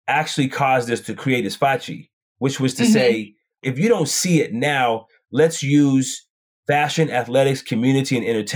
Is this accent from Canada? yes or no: no; Portland, Oregon, United States; moved away as an adult; now in San Francisco Bay Area, United States; Growing up in Portland, Oregon, being a part of what I think some of the best programs in the country